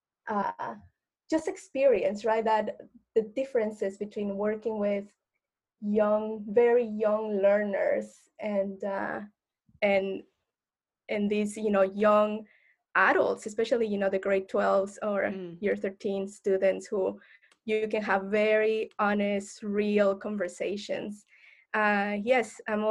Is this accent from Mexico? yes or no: yes; Mexico; moved away; I identify as Mexican, Latinx, and I grew up in Mexico, in an educational Mexican system